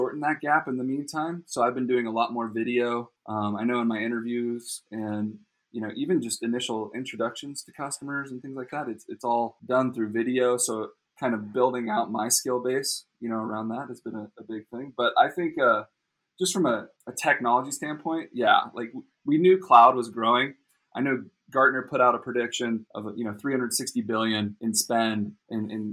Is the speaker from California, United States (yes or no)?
yes; Costa Mesa, California, United States; born and raised in Orange County in Newport, Costa Mesa area